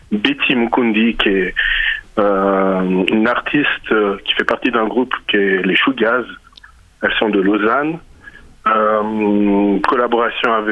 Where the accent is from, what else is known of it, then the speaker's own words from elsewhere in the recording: DR Congo; j'ai amené la musique de chez moi, qui est la musique sébène. Donc je, je viens du Congo